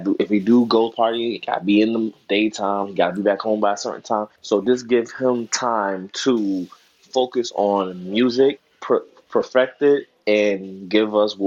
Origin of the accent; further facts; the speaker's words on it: New York, United States; I grew up in New York